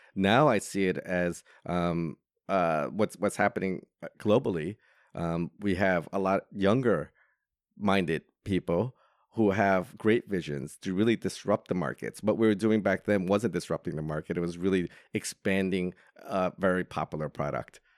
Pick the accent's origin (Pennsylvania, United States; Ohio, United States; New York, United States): New York, United States; moved away as an adult; now in Hong Kong; Growing up in New York, I didn't have that opportunity